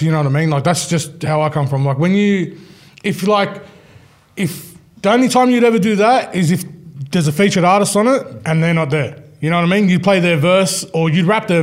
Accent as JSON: {"language": "English", "country": "Australia", "said": "we're from Australia"}